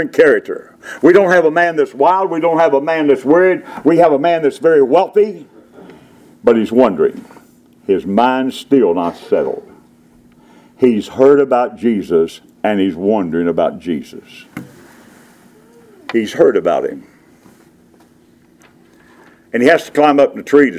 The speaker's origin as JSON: {"language": "English", "town": "Charleston", "region": "West Virginia", "country": "United States", "tie": "born or raised there", "said": "When I was growing up in Charleston, West Virginia area, they had beggars on the street"}